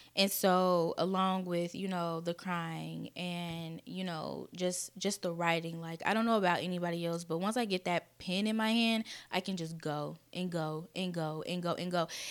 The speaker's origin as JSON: {"language": "English", "town": "Kansas City", "country": "United States", "tie": "born or raised there", "said": "I was born and raised in Kansas City"}